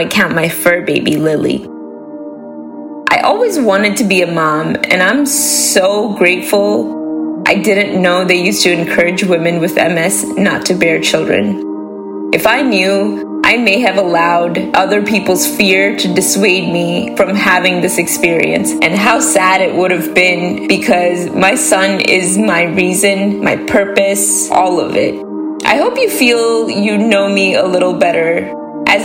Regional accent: Ahmedabad, Gujarat, India; also born or lived in Washington, District of Columbia, United States; now in Baltimore, United States; I grew up in Ahmedabad with a population over 8 million people.

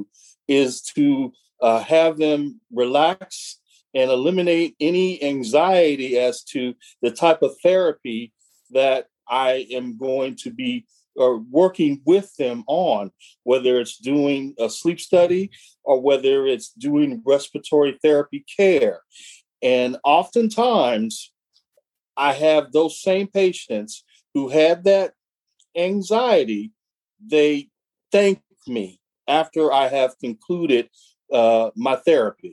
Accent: Omaha, Nebraska, United States; moved away as an adult; also born or lived in Fremont, Nebraska; now in Southern California, United States; he and I grew up together in Omaha, Nebraska.

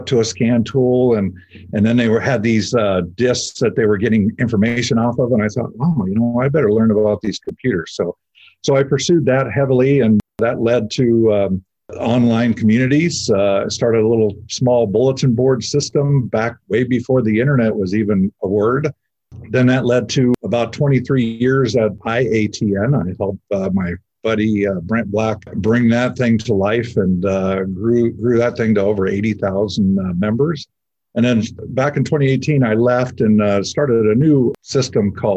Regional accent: Southern California, United States; So I grew up here in Southern California.

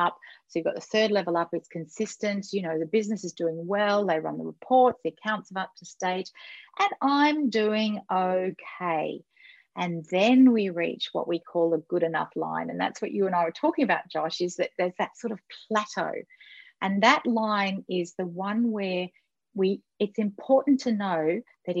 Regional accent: Australia; I'm Australian

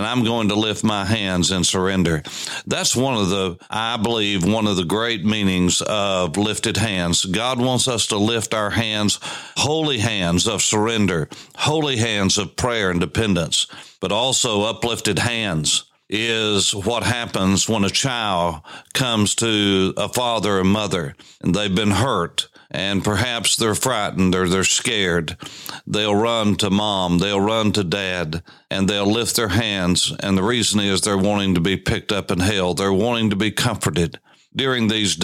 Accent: East Tennessee, United States; I grew up in East Tennessee

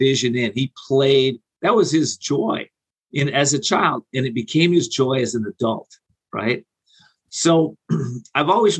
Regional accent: Whittier, California, United States; Whittier, California is where I grew up. For about 21 years, a little suburb of Los Angeles.

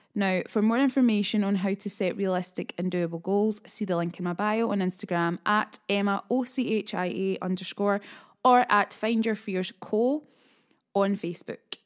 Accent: Scotland, United Kingdom; being a Scottish lass

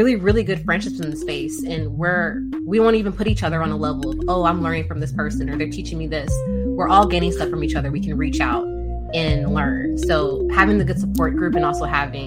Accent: Nebraska, United States; also born or lived in Central Arkansas; now in Arkansas, United States; I was born in Nebraska

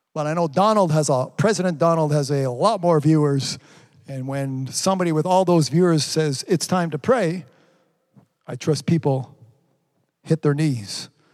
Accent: Canada; pray for my prime minister

